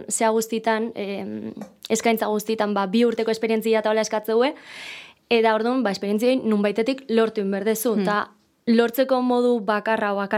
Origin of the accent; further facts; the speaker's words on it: Zarautz, Basque Country, Spain; zarauztarra naiz, eta hogeita bi urte dazkat.